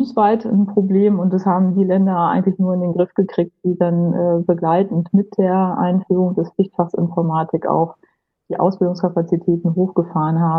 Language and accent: German; Lower Saxony, Germany; ich äh, komme aus Niedersachsen, ähm, aus den Landkreisen Peine und Hildesheim, habe in Braunschweig studiert